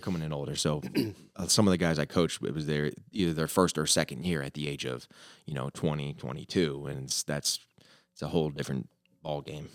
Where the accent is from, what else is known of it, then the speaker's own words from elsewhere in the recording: Florida, United States; moved away as an adult; also born or lived in New York City / Minnesota / Ohio / Italy; now in Springfield, United States; I'm from Florida